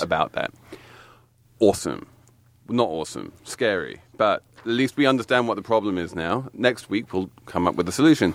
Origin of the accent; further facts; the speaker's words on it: England, United Kingdom; now in New York, United States; I'm English